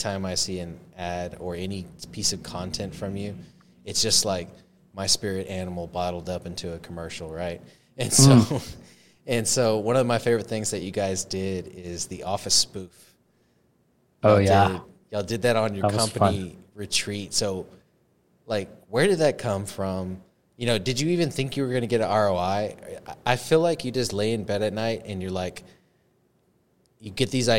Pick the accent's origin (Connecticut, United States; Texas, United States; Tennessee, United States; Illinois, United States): Texas, United States; we're pretty basic from Texas